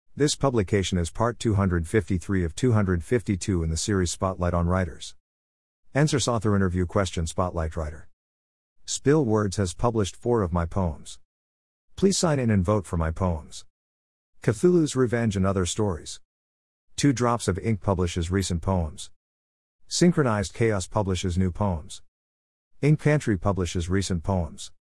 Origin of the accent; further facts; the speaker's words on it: Berkeley, California, United States; moved away as an adult; also born or lived in Washington, D.C. / Stockton, California / Seattle / Korea; now in Yeongjong Island, South Korea; I grew up in Berkeley, California, and Washington, D C, and went to college in Stockton, California